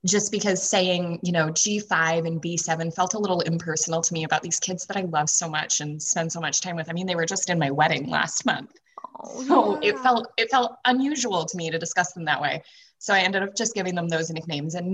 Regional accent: New Hampshire, United States; coming back home to my home state of New Hampshire when I was 20

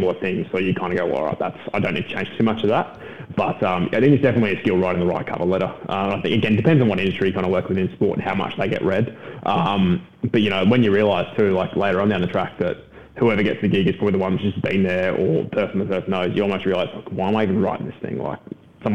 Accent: Brisbane, Queensland, Australia; growing up in Brisbane

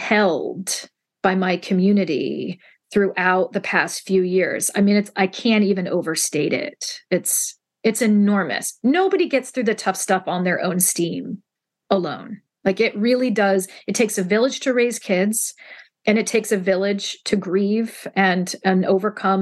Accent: Central Ohio, United States; I still basically live in my hometown

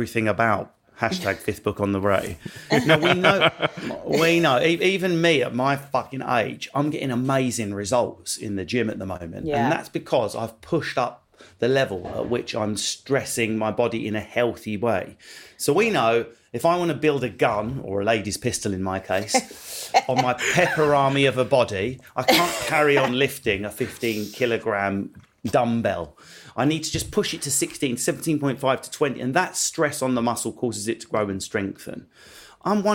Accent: Essex, East of England, United Kingdom; I am from Essex.

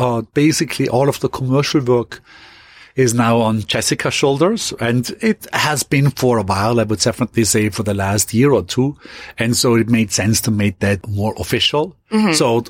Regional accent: Austria; going quickly back to my hometown in Austria

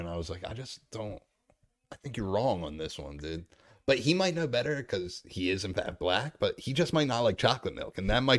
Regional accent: Ireland; Yeah, I was like, fuck Irish people, and I'm Irish.

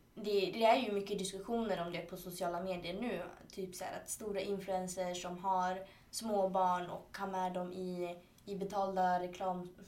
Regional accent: Chile; now in Sweden; i Chile då som är mitt hemland

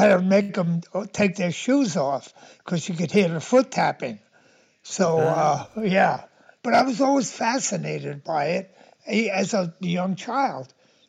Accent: New York City, New York, United States; I grew up in Brooklyn and kind of a tenement area of Brooklyn. And we were extremely poor.

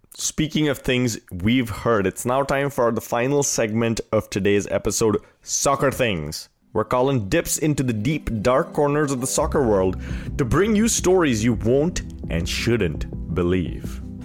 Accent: India; moved away; also born or lived in Wisconsin; growing up in India

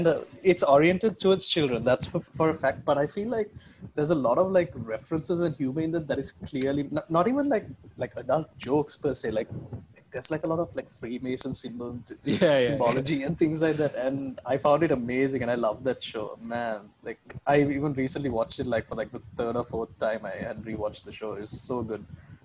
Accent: Oman; I knew this kid like growing up in Oman.

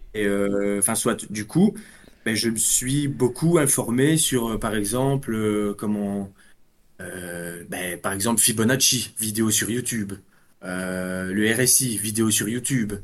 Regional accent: Belgium; Je suis de Belgique, moi

